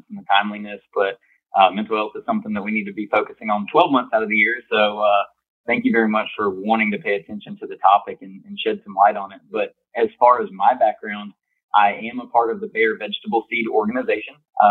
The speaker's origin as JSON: {"language": "English", "town": "Plant City", "region": "Florida", "country": "United States", "tie": "born or raised there", "said": "growing up on my family's farm in Plant City, Florida. I grew up in strawberry and mixed vegetable production"}